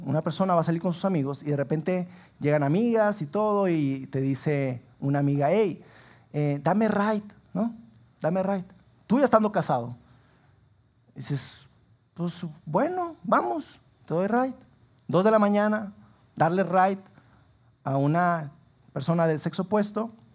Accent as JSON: {"language": "Spanish", "town": "Sabinas", "region": "Coahuila", "country": "Mexico", "tie": "born or raised there", "moved": "as an adult", "lives_now": "Saltillo, Mexico", "said": "yo soy originario de Sabinas"}